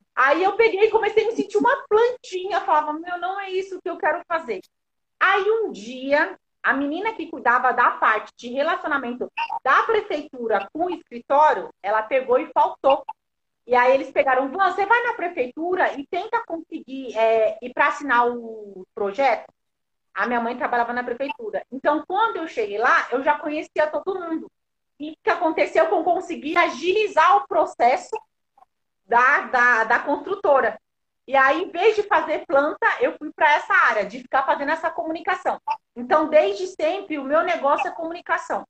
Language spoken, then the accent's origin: Portuguese; São Paulo, Brazil; Eu sou lá da Zona Sul, Americanópolis, crescida, nascida e criada lá.